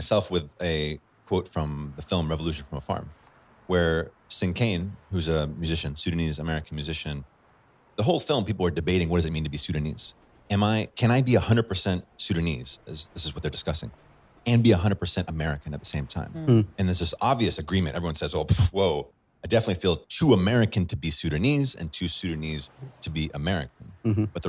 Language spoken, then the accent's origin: English; Chad; If I can be patient and say, well, I grew up in Chad. I speak Arabic.